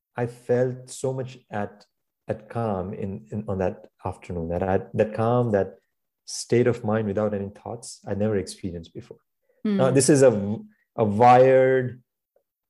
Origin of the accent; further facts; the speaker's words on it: India; now in New York, United States; I grew up in India